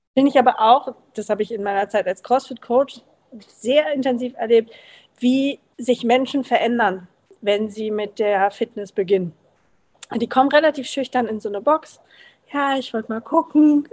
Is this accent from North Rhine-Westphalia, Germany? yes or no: no; Berlin, Germany; moved away; Ich komme ursprünglich aus Berlin